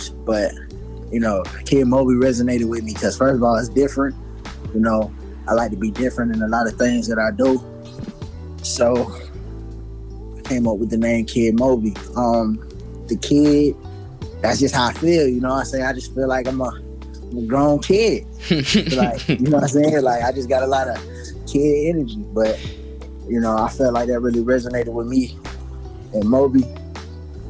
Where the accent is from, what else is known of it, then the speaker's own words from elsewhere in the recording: South Carolina, United States; I'm from South Carolina.